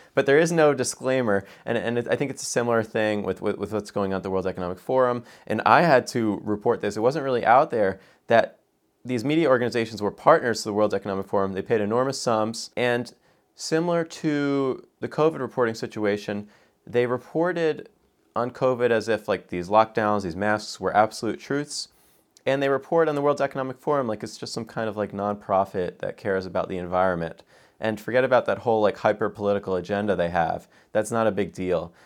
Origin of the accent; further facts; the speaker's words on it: United States; an American